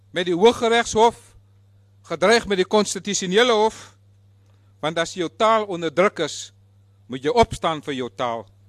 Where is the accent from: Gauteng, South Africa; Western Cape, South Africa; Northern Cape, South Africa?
Western Cape, South Africa; West Coast; first language Afrikaans; moved away as an adult; now in Cape Town, South Africa; Ek kom van die Weskus. Ons praat net Afrikaans.